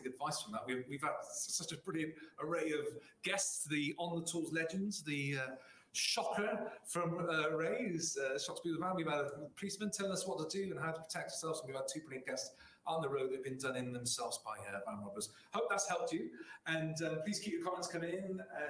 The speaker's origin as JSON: {"language": "English", "area": "Somerset", "region": "South West England", "country": "United Kingdom", "said": "I'm from Somerset"}